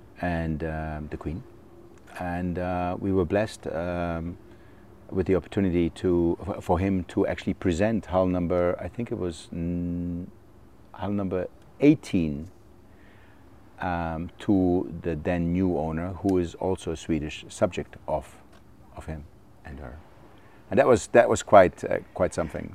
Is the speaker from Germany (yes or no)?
yes; Germany; moved away; I was born in Germany. I grew up there.